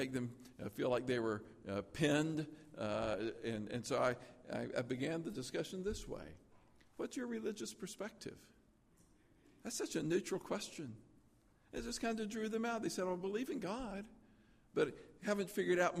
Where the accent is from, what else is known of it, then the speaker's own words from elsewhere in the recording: Tennessee, United States; I grew up in Tennessee